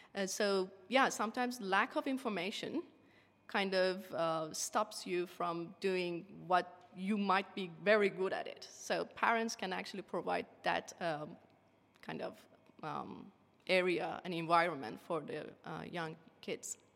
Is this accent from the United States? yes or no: no; Iran; English is a second language; moved away as an adult; now in Tasmania, Australia; my home country, Iran